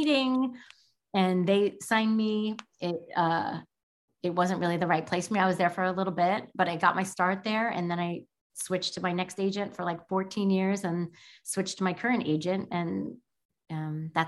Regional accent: New York, United States; I'm also from New York

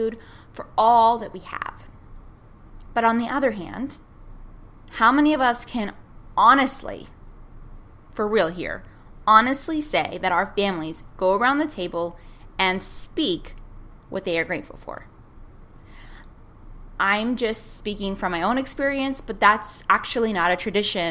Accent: United States; as an American

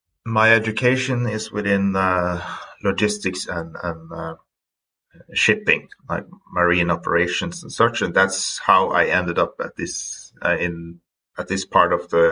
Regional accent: Stord, Vestland, Norway; English is a second language; I am originally from Stord at the west coast of Norway. It's an island, so we can touch upon that later, but it has a lot to do with, you know, growing up on an island

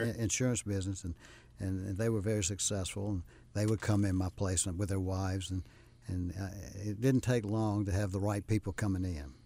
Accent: Rock Hill, South Carolina, United States; moved away as an adult; now in Charlotte, United States; I grew up in Rock Hill

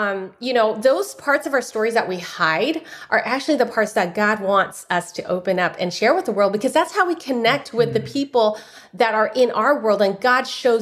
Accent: San Francisco, California, United States; My father is a busboy in a noodle shop, and I was born in San Francisco Chinatown

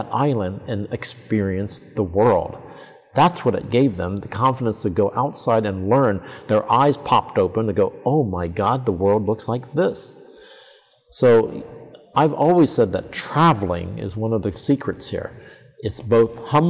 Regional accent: Columbus, Ohio, United States; moved away as an adult; also born or lived in New York City; now in Tokyo, Japan; in New York City when I came from Columbus, Ohio

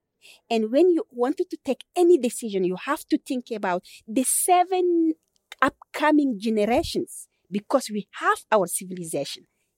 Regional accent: Chad; I am from Bororo people, who are the indigenous peoples of Chad.

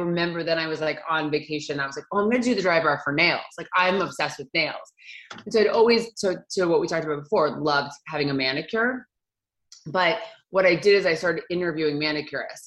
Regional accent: United States; moved away as an adult; also born or lived in East Coast / upstate New York / New York City; now in Los Angeles, United States; I'm from Connecticut and New Jersey.

